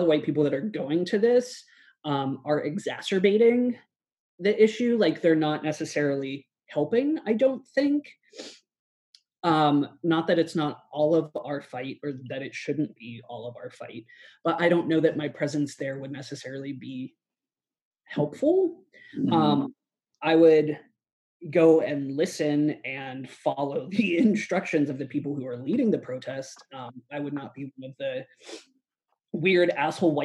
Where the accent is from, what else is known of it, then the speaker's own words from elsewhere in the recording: Pittsburgh, Pennsylvania, United States; I'm from Pittsburgh.